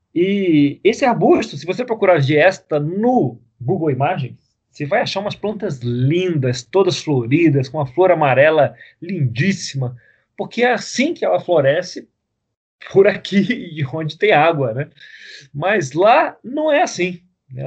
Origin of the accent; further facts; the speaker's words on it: Rio de Janeiro, Brazil; a gente cresceu no Rio